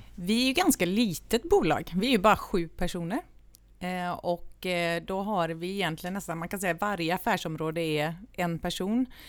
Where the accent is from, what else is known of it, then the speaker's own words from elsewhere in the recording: Vrigstad, Jönköping County, Sweden; moved away as an adult; also born or lived in Gothenburg; now in Ulricehamn, Sweden; Jag är född i Göteborg men uppvuxen i Småland